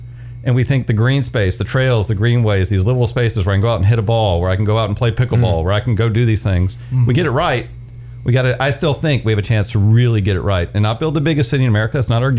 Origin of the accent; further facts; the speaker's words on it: Virginia, United States; moved away as an adult; also born or lived in Waynesboro, Virginia / Boise, Idaho; I grew up in Virginia. My dad was in local government.